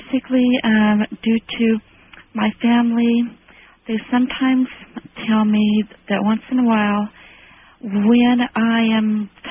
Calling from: Bakersfield, California, United States; from Bakersfield.

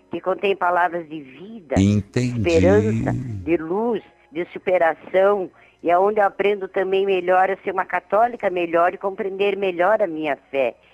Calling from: Curitiba, Paraná, Brazil; Eu sou de Curitiba

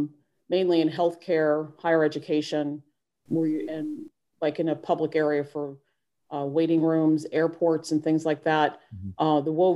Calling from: North Carolina, United States; I'm actually calling in from North Carolina.

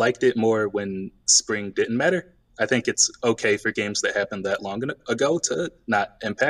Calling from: Philadelphia, Pennsylvania, United States; I'm calling from Philadelphia.

